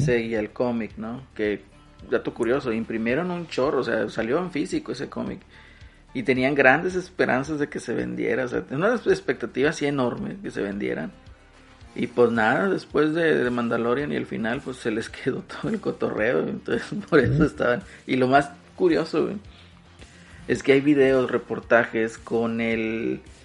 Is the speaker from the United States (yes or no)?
no; Mexico; como prieto mexicano